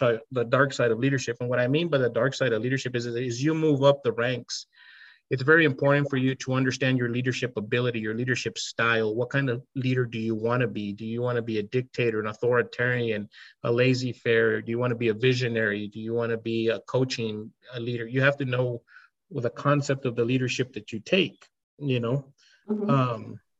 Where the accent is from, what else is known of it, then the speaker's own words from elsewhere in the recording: El Paso, Texas, United States; I was from El Paso, Texas, and Hispanic